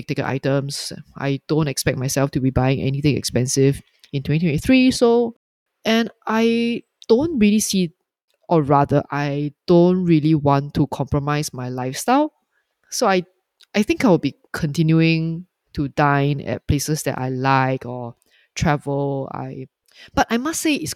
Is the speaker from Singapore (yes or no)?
yes; Singapore; I'm just speaking as a Singaporean, as a consumer